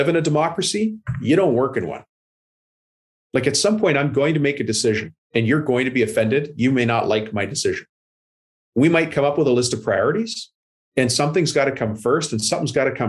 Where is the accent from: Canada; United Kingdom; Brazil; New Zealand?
Canada; I'm Canadian